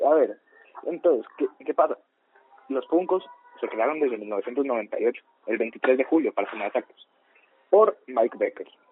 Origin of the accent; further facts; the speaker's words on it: Colombia; Somos colombianos de ultraderecha